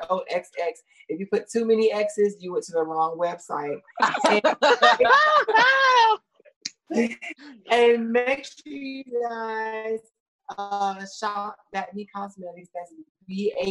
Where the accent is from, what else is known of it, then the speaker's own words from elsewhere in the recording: Atlanta, Georgia, United States; I'm from Atlanta